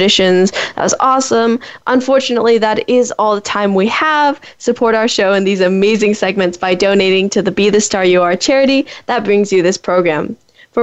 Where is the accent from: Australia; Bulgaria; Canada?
Canada; now in United States; I was born in Canada. And I lived there for a while